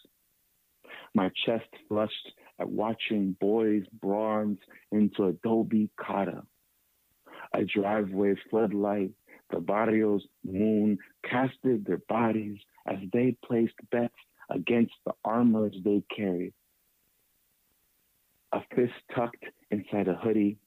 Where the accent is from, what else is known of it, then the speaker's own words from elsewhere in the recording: East Palo Alto, California, United States; growing up in East Palo Alto